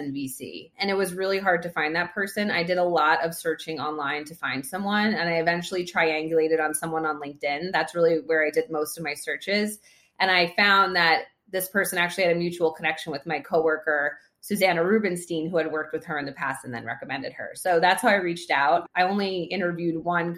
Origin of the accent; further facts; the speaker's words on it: New York, United States; I've been a New Yorker my entire life. I grew up in New York